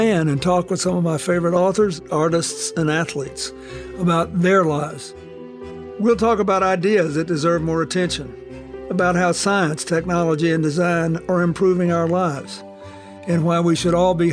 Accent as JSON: {"language": "English", "region": "Arkansas", "country": "United States", "tie": "born or raised there", "said": "Growing up in Arkansas after World War II"}